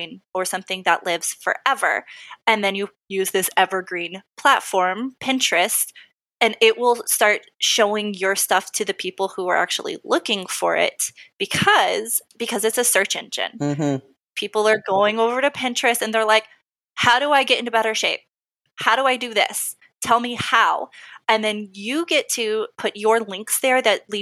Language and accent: English; Texas, United States; I'm from Texas